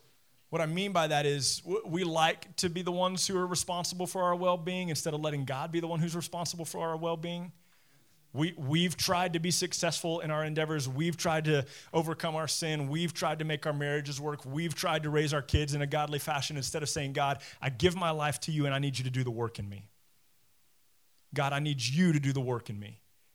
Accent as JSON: {"language": "English", "region": "Texas", "country": "United States", "also_born_or_lived": "Italy", "said": "I'm Texan. You know, I was born in Italy. I live in Texas, and that's about as far as it goes."}